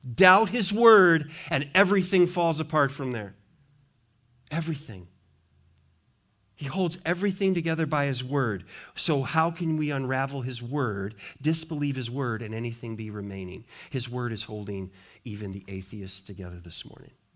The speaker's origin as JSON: {"language": "English", "region": "Montana", "country": "United States", "tie": "born or raised there", "said": "I grew up in Montana."}